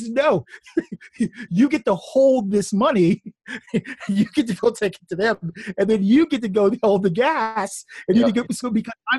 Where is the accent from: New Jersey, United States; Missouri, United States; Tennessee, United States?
New Jersey, United States; live in New Jersey, and I talk about this in the first chapter of the book. I did a little bit of my growing up in Jersey.